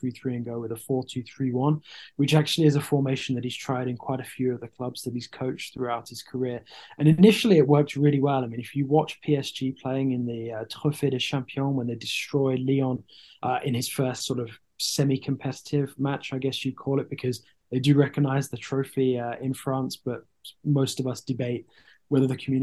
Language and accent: English; Solihull, West Midlands, United Kingdom; I was born and bred in Solihull